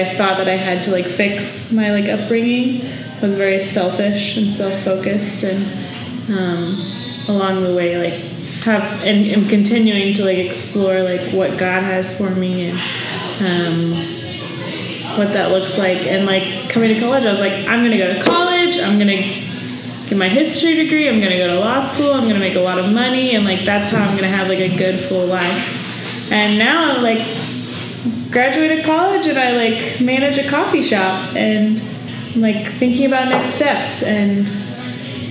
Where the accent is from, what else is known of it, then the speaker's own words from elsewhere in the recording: Shawnee, Kansas, United States; now in Manhattan, Kansas, United States; I grew up in Shawnee, Kansas, which is near Kansas City